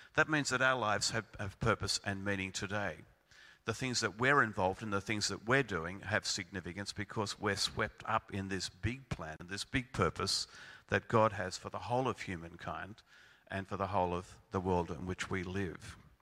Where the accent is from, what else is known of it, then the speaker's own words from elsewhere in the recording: Melbourne, Victoria, Australia; I come from Melbourne